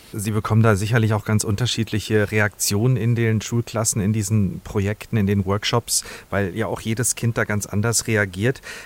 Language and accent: German; Hesse, Germany; bei uns in Hessen